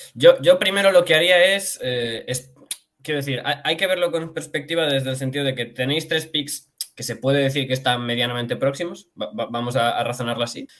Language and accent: Spanish; Galicia, Spain; yo es que soy gallego